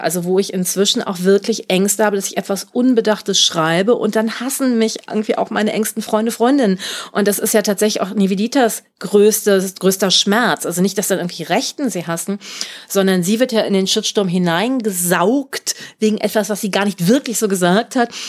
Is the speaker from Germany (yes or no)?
yes; Germany; Ich bin Deutscher geboren.